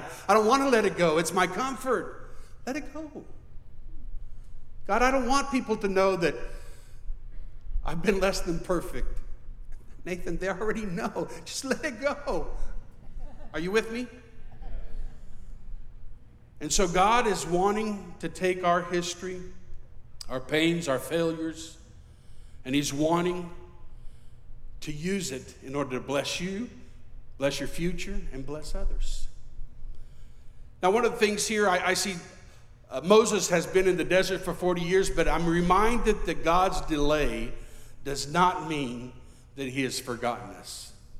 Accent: Mexico; And I remember growing up in Mexico, in the Latin culture, I believed that it was my duty to ensure that my wife was well submitted under the Lord and under me.

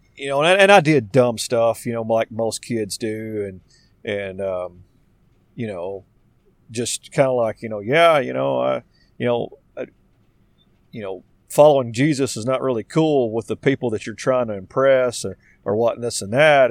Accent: Arkansas, United States; I'm from Arkansas

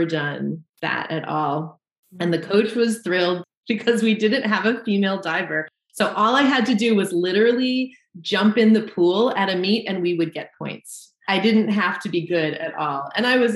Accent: Southern Vermont, United States; now in Colrain, Massachusetts, United States; I grew up in Southern Vermont

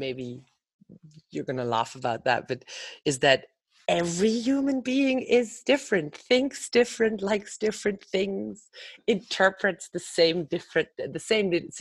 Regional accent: Germany; also born or lived in Netherlands / Amsterdam, Netherlands; now in United States; I am originally from Germany. I lived in Holland more than half of my life.

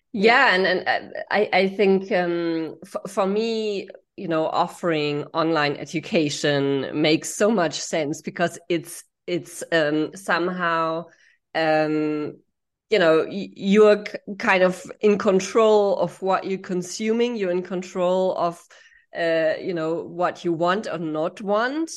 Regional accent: Germany; I grew up in Germany

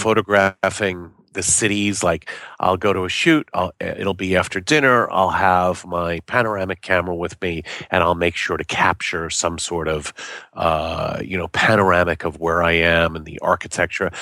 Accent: New York, United States; moved away; also born or lived in Boston / Los Angeles; I know my Yiddish 'cause I grew up in New York.

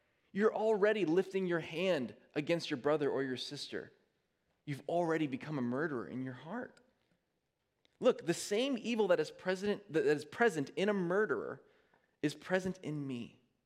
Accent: United States; we understand as American people

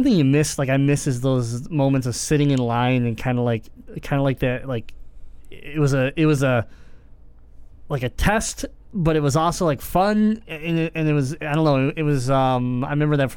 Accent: Michigan, United States; we're from Michigan

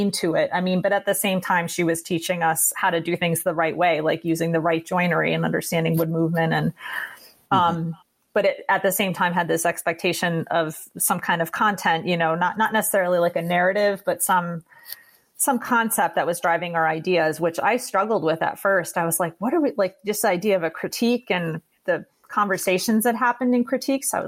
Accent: East Aurora, New York, United States; my hometown where I grew up was East Aurora, New York.

